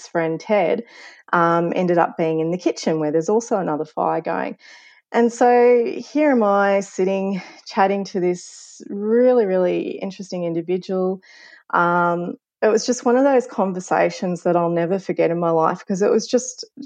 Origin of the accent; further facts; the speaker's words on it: Ballarat, Victoria, Australia; moved away; my third year social work placement back in my hometown of Ballarat